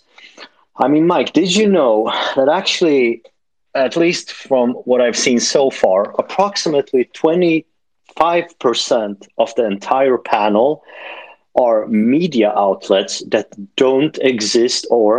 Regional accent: Sweden; I am from Sweden

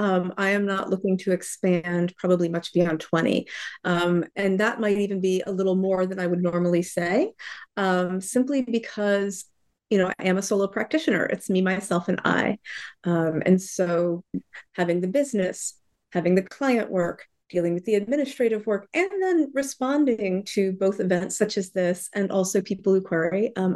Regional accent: Florida, United States; I grew up mostly in Florida, in the U.S. I have lived widely, various places, mostly along the East Coast.

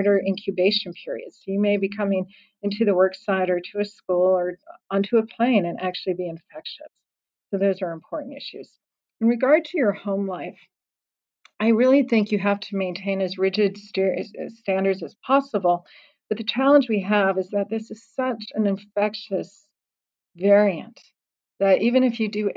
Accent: Colorado, United States; moved away; my home state of Colorado

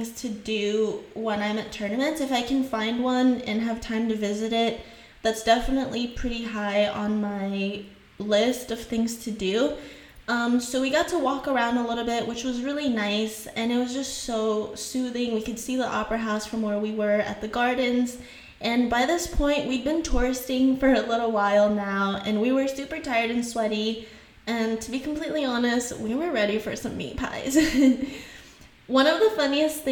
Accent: Haiti; accent: Haitian; first language French and Haitian Creole; English is a second language; moved away; I grew up speaking French, I grew up in Haiti, and I learned French and Creole, and English was my third language.

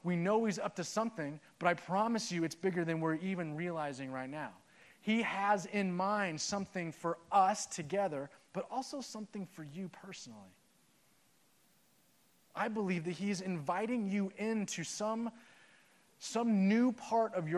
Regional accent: Southern California, United States; also born or lived in Washington; I'm from Southern California

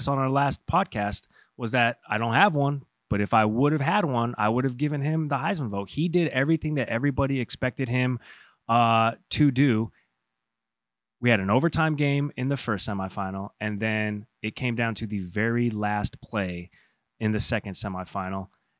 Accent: the South, United States; I, too, am from the South.

